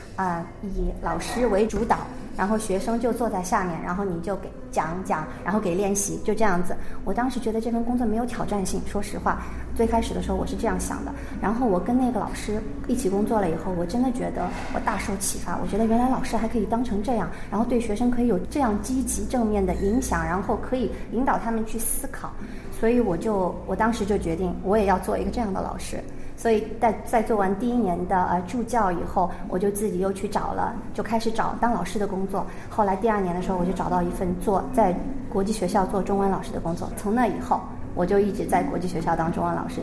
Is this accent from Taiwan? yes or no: no; China; moved away as an adult; also born or lived in Shanghai; now in Seoul, South Korea; 我长大，在中国传统教育下